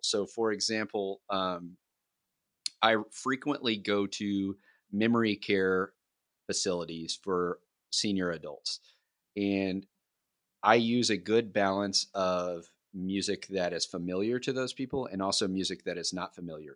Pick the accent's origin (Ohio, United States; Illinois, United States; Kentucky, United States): Kentucky, United States; I'm from Kentucky